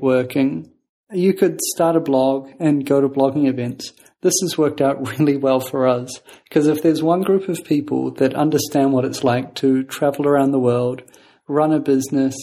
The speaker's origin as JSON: {"language": "English", "country": "New Zealand", "tie": "born or raised there", "said": "I grew up in New Zealand with, you know, only my parents being the only family members that were there"}